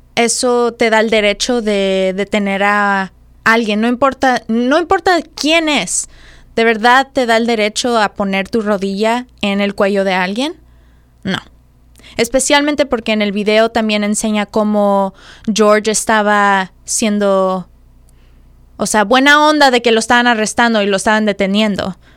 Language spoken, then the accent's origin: Spanish; Mexico; nosotros siendo mexicanos